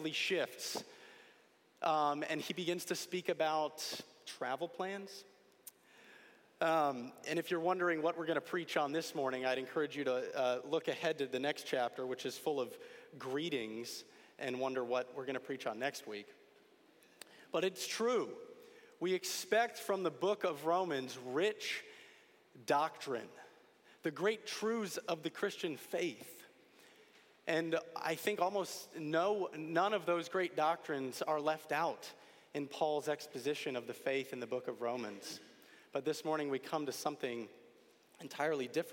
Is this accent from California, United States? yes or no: no; Connecticut, United States; Growing up in Connecticut and with family from upstate New York